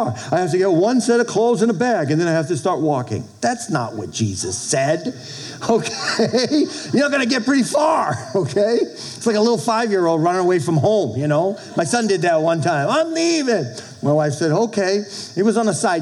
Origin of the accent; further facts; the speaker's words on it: Boston, Massachusetts, United States; moved away as an adult; also born or lived in Texas; now in Minnesota, United States; I'm from Boston